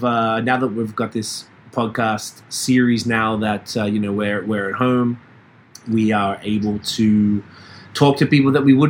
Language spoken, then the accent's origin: English; Melbourne, Victoria, Australia; accent: Australian; moved away as an adult; now in Canada; I'm from Melbourne, Australia.